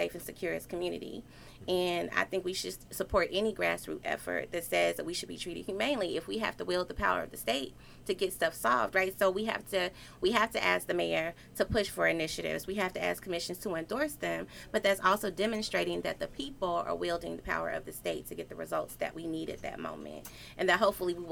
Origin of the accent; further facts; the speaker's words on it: Atlanta, Georgia, United States; I'm also from Atlanta.